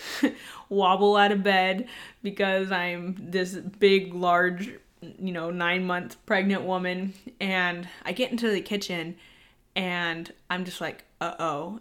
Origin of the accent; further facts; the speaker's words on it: San Diego, California, United States; moved away as an adult; now in Virginia, United States; we are both from San Diego, so both of our families still live in San Diego currently